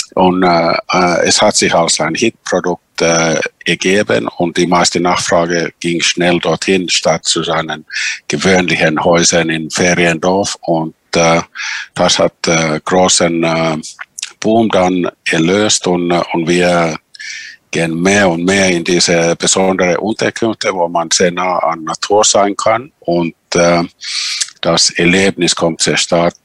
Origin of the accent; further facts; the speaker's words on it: Finland; die Sami in Finnland, unsere Urbevölkerung